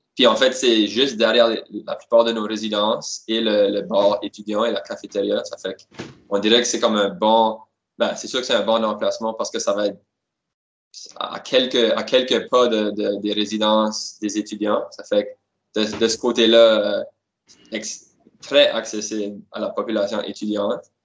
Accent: Moncton, New Brunswick, Canada; moi je suis d'origine de Moncton

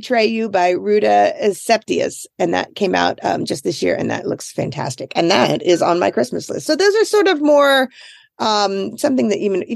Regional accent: United States; I'm the American married to the immigrant

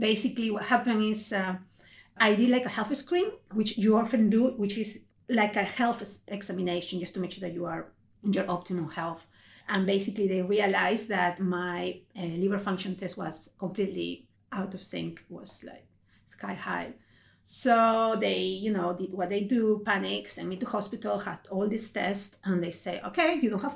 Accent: Peru; moved away; I'm originally from Peru in South America.

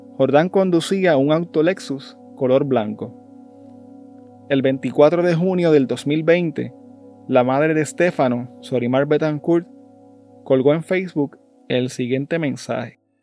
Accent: Puerto Rico; en nuestro país

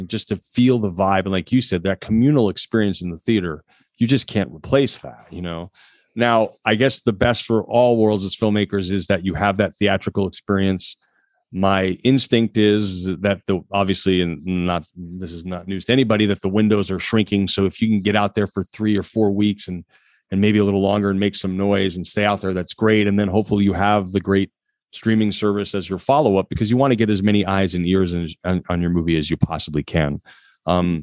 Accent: Connecticut, United States; I grew up in Connecticut

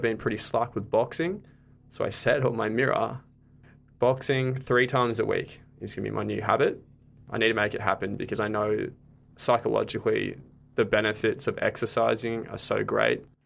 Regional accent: Gold Coast, Queensland, Australia; moved away as an adult; now in Brisbane, Australia; I'm originally from the Gold Coast

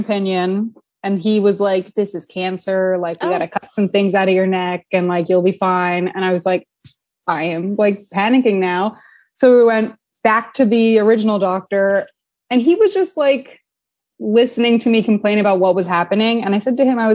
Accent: Pennsylvania, United States; moved away as an adult; also born or lived in New York; I'm from Pennsylvania originally, the middle of nowhere, the woods, lots of mushrooms and moss

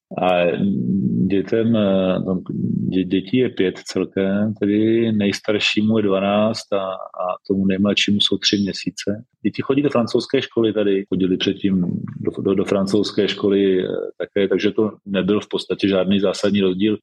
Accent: Czechia; moved away as an adult; now in Madagascar; já jsem Čech a Čechem, Čechem vždycky budu

